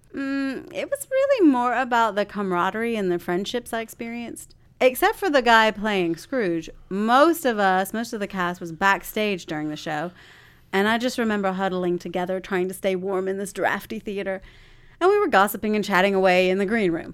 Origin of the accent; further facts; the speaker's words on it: Spartanburg, South Carolina, United States; I grew up in Spartanburg, South Carolina.